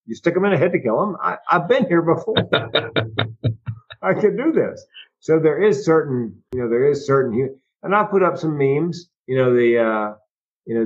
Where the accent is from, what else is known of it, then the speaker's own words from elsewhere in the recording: Raleigh, North Carolina, United States; moved away as an adult; I grew up in North Carolina in the 60s and 70s